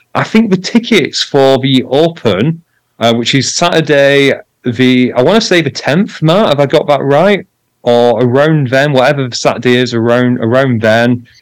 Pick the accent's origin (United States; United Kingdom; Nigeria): United Kingdom; I'm British